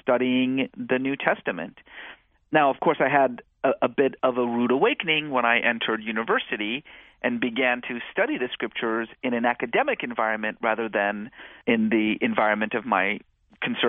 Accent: California, United States; also born or lived in Iran; growing up in California in the 1980s

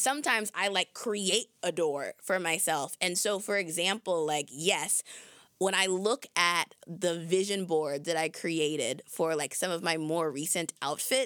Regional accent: Southern California, United States; moved away; I'm from Southern California

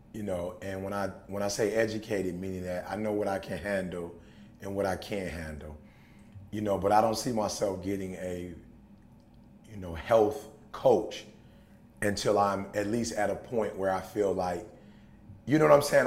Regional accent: Detroit, Michigan, United States; growing up in Detroit

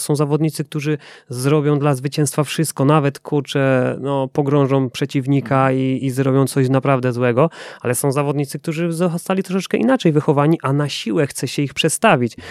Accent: Silesian Voivodeship, Poland; ja ze Śląska synek

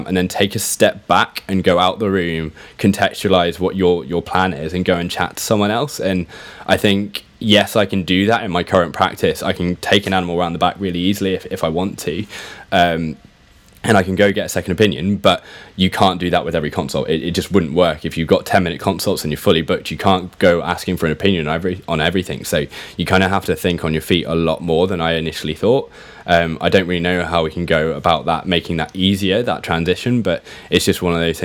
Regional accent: Shropshire, just outside of Shrewsbury, West Midlands, United Kingdom; moved away as an adult; also born or lived in London; I grew up in Shropshire, just outside of Shrewsbury.

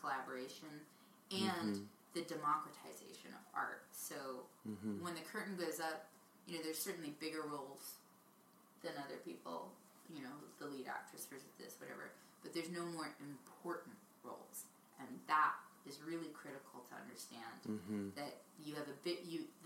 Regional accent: Jersey Shore, New Jersey, United States; moved away as an adult; also born or lived in New York; now in California, United States; growing up in the Jersey Shore

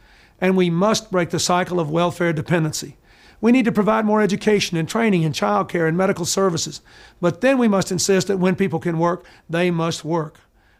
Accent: the South, United States; Growing up in the South, I learned values: hard work, family, faith, responsibility, concern for others.

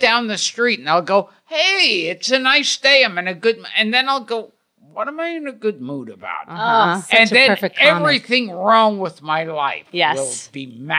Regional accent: New York City, New York, United States; I was born in Coney Island.

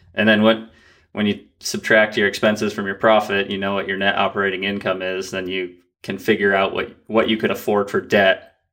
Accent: Vermont, United States; born or raised there

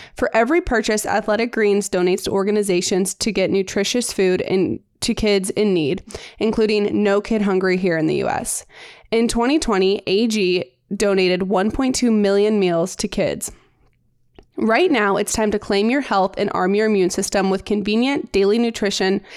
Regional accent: St. Louis, Missouri, United States; We are sisters. We are from Saint Louis.

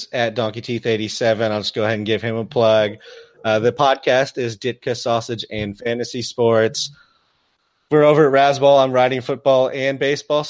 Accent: near Jay Cutler's hometown, Indiana, United States; Jay Cutler is actually from just outside my hometown

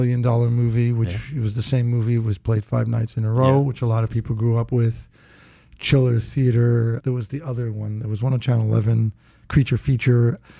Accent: New York City, New York, United States; also born or lived in Brooklyn, New York / Rosedale, Queens; I was born in Brooklyn. I think it was Kings County Hospital. But I grew up in Hollis, Queens, and then we moved to Rosedale, Queens.

